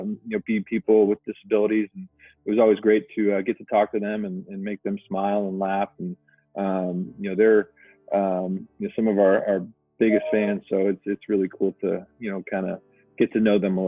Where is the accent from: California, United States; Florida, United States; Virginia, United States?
California, United States; Livermore; I'm a Bay Area native. I was born in Livermore, California, and spent my whole life, here in the Bay Area